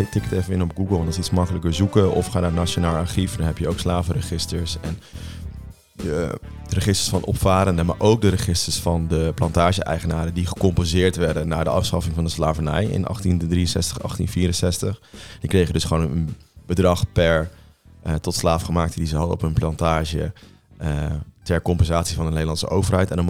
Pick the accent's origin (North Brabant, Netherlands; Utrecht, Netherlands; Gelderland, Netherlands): Gelderland, Netherlands; ik kom ook van de Veluwe